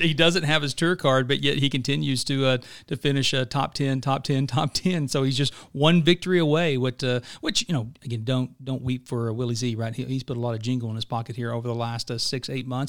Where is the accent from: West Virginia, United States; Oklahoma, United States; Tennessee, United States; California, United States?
Oklahoma, United States; Pittsburg County, Southeast; moved away; I grew up in Southeast Oklahoma, right? So I grew up in Pittsburgh County